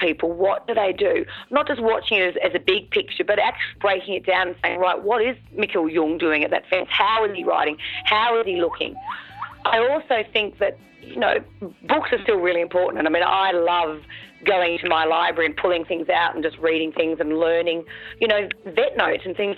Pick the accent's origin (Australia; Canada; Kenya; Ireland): Australia; Victoria; I'm from Victoria